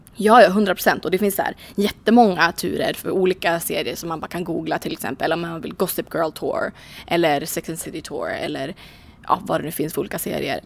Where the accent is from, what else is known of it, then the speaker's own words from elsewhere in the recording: Sweden; hemma i Sverige